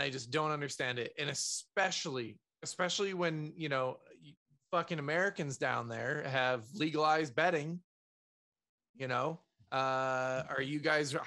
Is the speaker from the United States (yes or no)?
no; Canada; being Canadian.